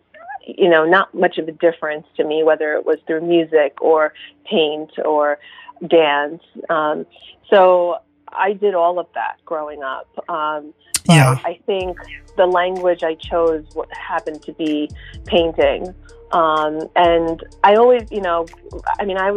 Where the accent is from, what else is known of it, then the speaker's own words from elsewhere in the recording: Long Island, New York, United States; also born or lived in Kashiwazaki, Japan; growing up in Long Island and then spending about 3 months the whole summer in Japan